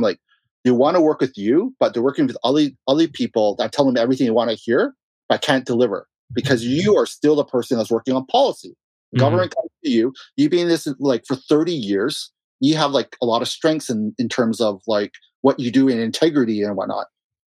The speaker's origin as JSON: {"language": "English", "country": "Russia", "said": "you know, I came from Russia. You know, a lot of clients are from Dubai and Russia."}